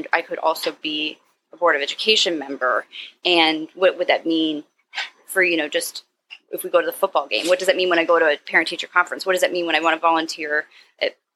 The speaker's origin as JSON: {"language": "English", "town": "Upper Arlington", "region": "Ohio", "country": "United States", "tie": "born or raised there", "lives_now": "Cleveland, United States", "said": "My hometown's called Upper Arlington, and it's a suburb by Columbus"}